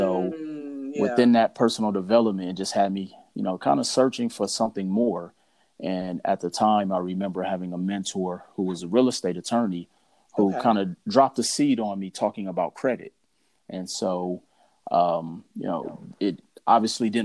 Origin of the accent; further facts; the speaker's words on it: Milwaukee, Wisconsin, United States; moved away as an adult; also born or lived in Mississippi; now in Las Vegas, United States; I'm originally from Milwaukee, Wisconsin. Moved to Las Vegas, Nevada in 2005